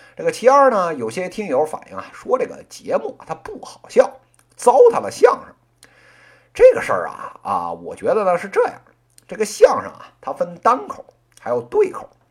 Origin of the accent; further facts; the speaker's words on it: Beijing, China; accent: Beijing dialect; 作为一个这个土生土长的北京人